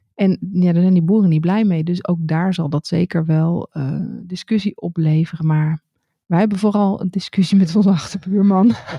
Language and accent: Dutch; Netherlands; moved away as an adult; now in France; als Nederlander